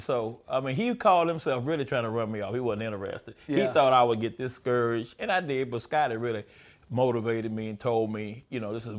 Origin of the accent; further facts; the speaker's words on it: Houston, Texas, United States; Dallas Cowboys, you know. {S0} Yeah. {S1} Yeah, when you're in Texas, yeah.